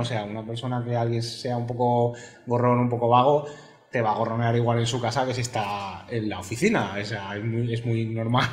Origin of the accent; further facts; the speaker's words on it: Spain; also born or lived in Barcelona / Galicia; El español soy yo.